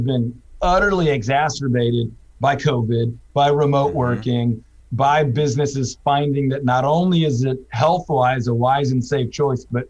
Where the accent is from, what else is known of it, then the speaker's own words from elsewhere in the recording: Houston, Texas, United States; also born or lived in Waco; I'm originally from Houston. I went to school in Waco